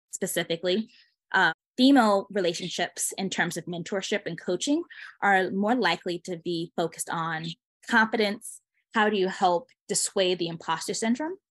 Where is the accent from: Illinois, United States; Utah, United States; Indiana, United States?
Illinois, United States; Chicago; I'm originally from Chicago area.